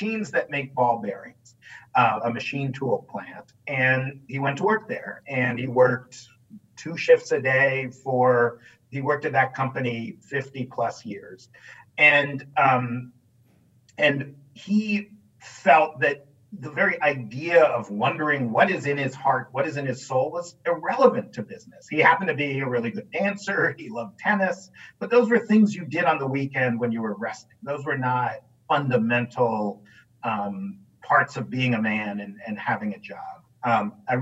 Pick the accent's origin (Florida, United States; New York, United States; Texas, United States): New York, United States; New York City; I grew up in New York City